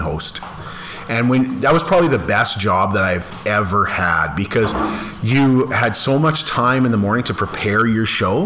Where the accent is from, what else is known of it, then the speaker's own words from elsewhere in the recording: Landis, Saskatchewan, Canada; growing up in Landis, we had a school that was kindergarten to grade 12. And so I moved to Landis when I was in grade um, one.